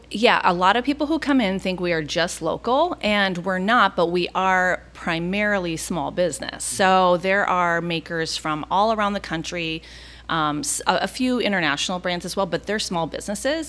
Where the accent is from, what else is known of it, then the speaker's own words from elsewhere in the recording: Minneapolis, Minnesota, United States; now in Orlando, United States; I'm originally from Minneapolis